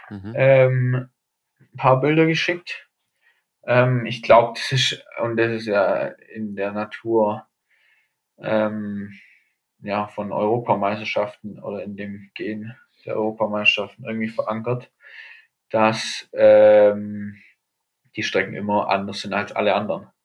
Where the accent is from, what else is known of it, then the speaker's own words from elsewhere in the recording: Germany; genau, Deutsch als Deutscher sicherlich auch nicht zu benachteiligt. Einfach weil vielleicht bei uns auch ja